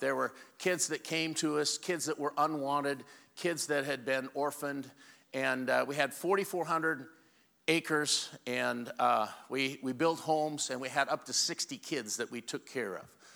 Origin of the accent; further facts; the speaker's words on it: Walla Walla, Washington, United States; I'm from Walla Walla, Washington